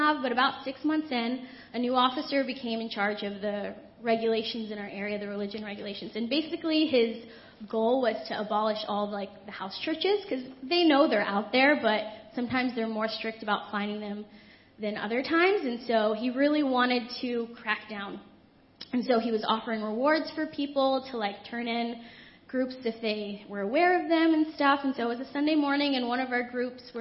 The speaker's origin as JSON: {"language": "English", "country": "United States", "tie": "born or raised there", "said": "I grew up in America where I could do so many things"}